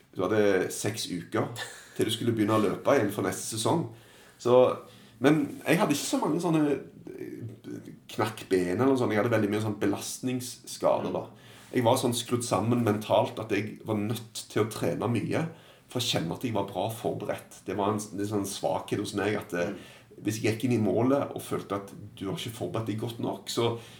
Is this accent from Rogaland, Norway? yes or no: yes; Stavanger, Rogaland, Norway; moved away as an adult; also born or lived in England; Så flytta jeg hjem, og så begynte jeg å jobbe ganske tidlig for min eh, gamle klubb i Stavanger